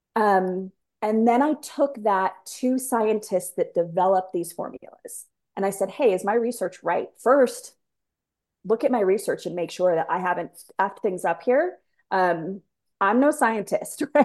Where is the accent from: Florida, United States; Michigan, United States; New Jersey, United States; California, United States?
California, United States; San Diego; moved away as an adult; I was born and raised in San Diego, so 70 and sunny every day, right?